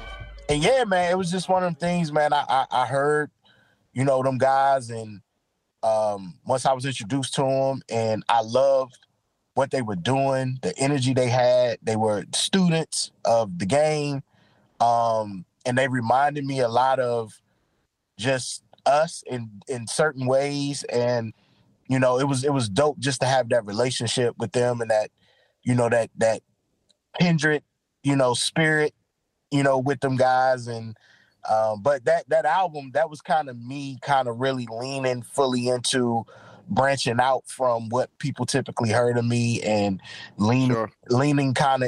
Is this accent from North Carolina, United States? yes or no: no; Los Angeles, California, United States; born there; I was born in California, in LA to be exact.